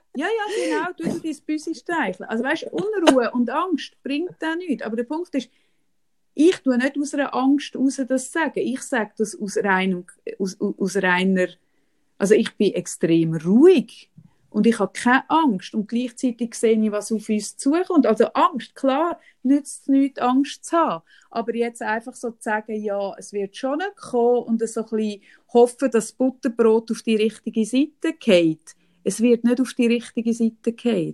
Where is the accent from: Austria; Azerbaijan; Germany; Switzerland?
Switzerland; bei uns in der Schweiz